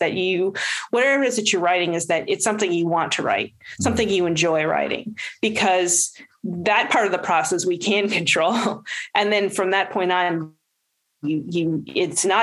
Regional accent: Los Angeles, California, United States; We're both from Los Angeles

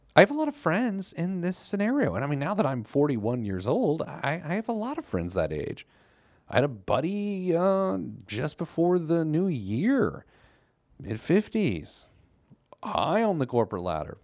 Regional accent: Indianapolis, Indiana, United States; my hometown newspaper, the Indianapolis Star.

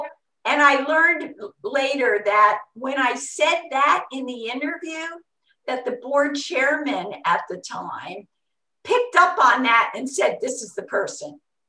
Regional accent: Long Beach, California, United States; I came from Long Beach

